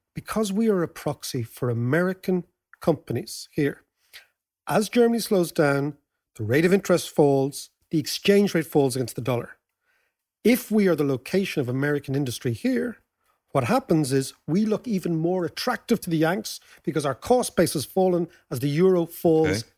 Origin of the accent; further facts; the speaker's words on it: Ireland; As Irish people